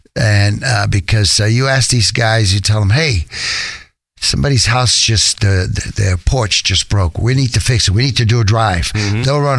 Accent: New York, United States; since I grew up in Spanish Harlem, the streets of New York

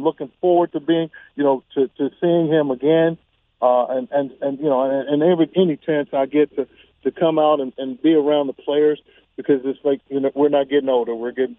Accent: Clarendon, Texas, United States; growing up in Clarendon, Texas.

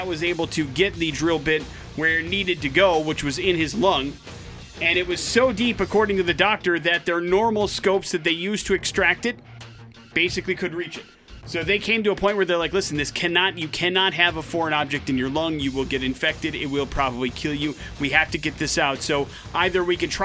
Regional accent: Wisconsin, United States; Wisconsin is where we're going for today's We're Going to Hell story. Big J, my home state

